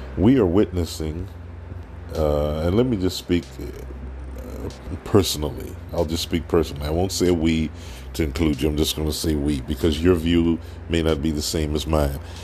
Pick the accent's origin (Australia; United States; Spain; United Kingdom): United States; accent: African American; I am African American.